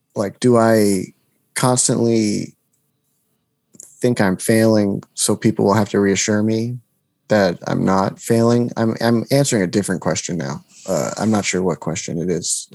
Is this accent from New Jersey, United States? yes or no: yes; New Jersey, United States; I'm from New Jersey